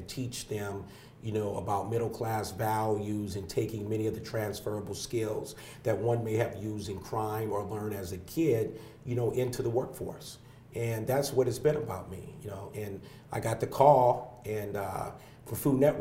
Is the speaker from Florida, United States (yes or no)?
no; San Diego, California, United States; also born or lived in Los Angeles, California; my young life growing up in Southeast San Diego